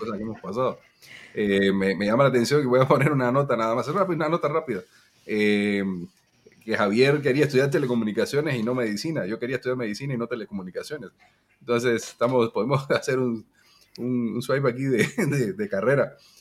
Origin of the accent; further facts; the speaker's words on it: Cuba; somos cubanos